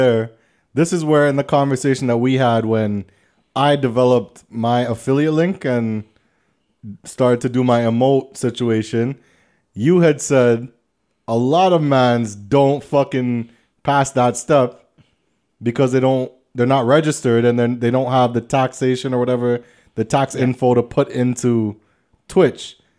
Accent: Scarborough, Ontario, Canada; I'm from Scarborough. Sorry.

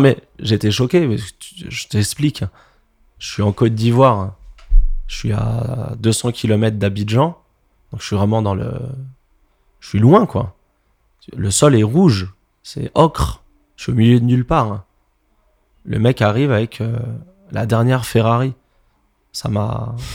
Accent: Montreuil, Île-de-France, France; je viens de Montreuil également

